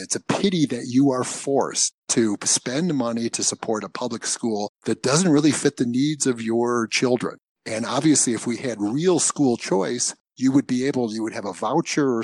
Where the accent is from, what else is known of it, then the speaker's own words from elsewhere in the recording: Michigan, United States; also born or lived in Maine; I was born in Michigan. I went to school up in Maine, for undergraduate. And then I came back to Michigan for graduate school